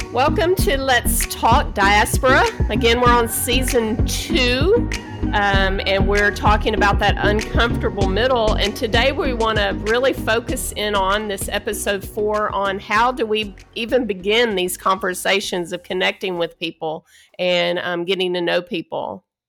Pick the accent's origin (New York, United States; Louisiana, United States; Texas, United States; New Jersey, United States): Texas, United States; moved away as an adult; I'm originally from Texas